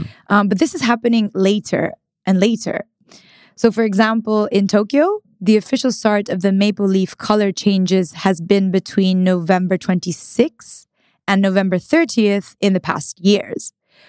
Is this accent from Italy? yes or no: yes; northern Italy, Italy; So I'm from Northern Italy